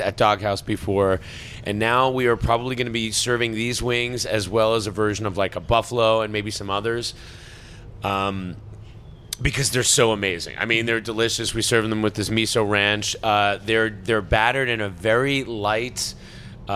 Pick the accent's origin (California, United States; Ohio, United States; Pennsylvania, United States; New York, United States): New York, United States; Long Island; moved away; I'm from New York. Yeah. I'm from Long Island